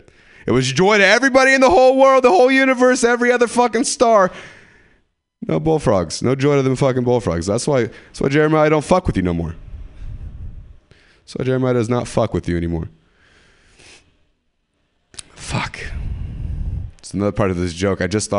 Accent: California, United States; And so where I'm from, the dads in bikini is just not the fat, you know? The 209. Do you know where the 209 is? Yeah. Do you? Stockton, Modesto.

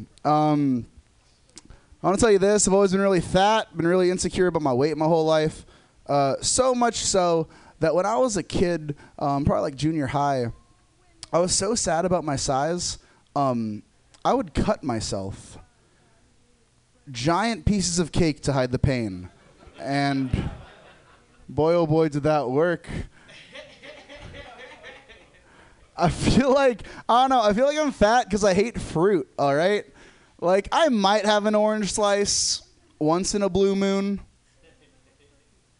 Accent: Los Angeles, California, United States; now in San Francisco, United States; I'm from Los Angeles

